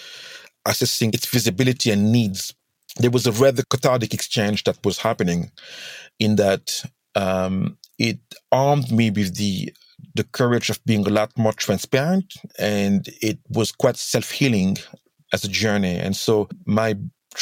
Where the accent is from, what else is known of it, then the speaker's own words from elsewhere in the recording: Senegal; I'm from Senegal, hence the accent